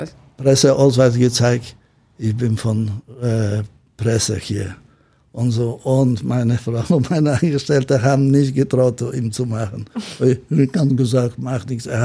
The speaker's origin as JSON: {"language": "German", "town": "Gdansk", "region": "Pomeranian Voivodeship", "country": "Poland", "second_language": "German", "lives_now": "Hamburg, Germany", "said": "Nein, ich komme aus Danzig. Und dann mein erster Schritt nach Deutschland, wo ich bin, ich erste gelandet in Bonn."}